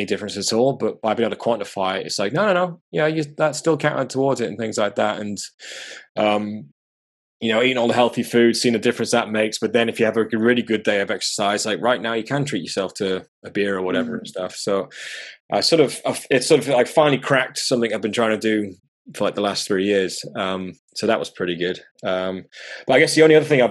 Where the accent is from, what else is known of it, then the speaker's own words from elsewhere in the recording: Durham, North East England, United Kingdom; moved away; I grew up in the north, I grew up in Durham